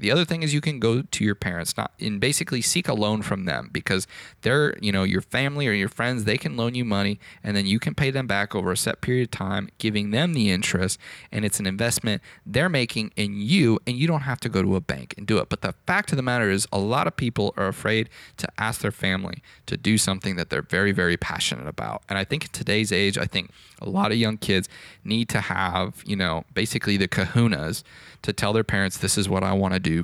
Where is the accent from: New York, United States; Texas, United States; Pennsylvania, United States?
Texas, United States; Fort Worth; there was a flight school here in my hometown of Fort Worth